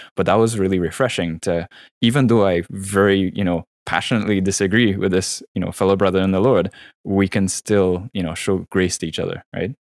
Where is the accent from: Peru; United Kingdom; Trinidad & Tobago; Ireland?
Trinidad & Tobago; moved away as an adult; also born or lived in Florida / Vancouver; born and raised in Trinidad, um, you know, till I was around nineteen, left there for college, you know, doing my undergrad in Florida